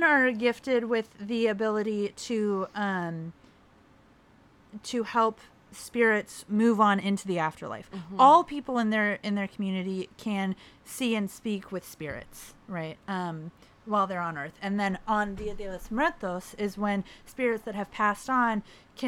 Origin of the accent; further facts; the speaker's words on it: Riverside, California, United States; I grew up in Riverside, California, in a Mexican household and Mexican American